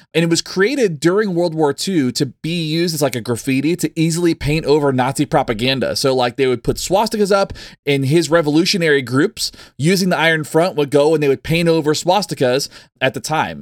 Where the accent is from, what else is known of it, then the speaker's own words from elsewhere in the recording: the South, United States; also born or lived in Texas; growing up in the South